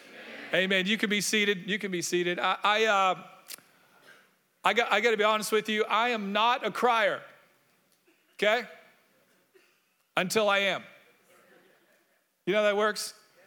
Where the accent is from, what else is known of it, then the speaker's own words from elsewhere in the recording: Orlando, Florida, United States; I grew up in Orlando